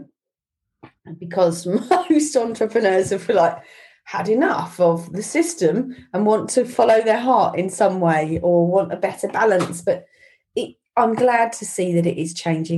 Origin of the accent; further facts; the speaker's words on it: Ireland; moved away; I grew up in Southern Ireland